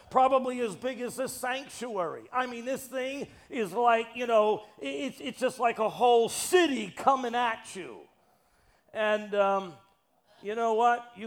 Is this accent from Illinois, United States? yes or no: no; New York City, New York, United States; I'm from New York City. We make it real.